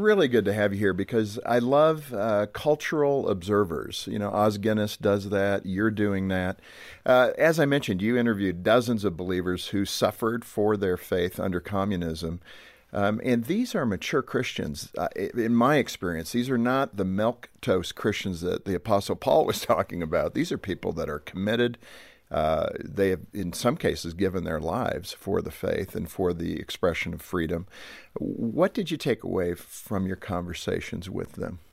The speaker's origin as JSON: {"language": "English", "country": "United States", "said": "as an American"}